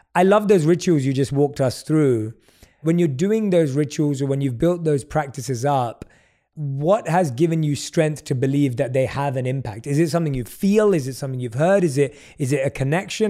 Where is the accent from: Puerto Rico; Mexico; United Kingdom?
United Kingdom; London; I grew up in London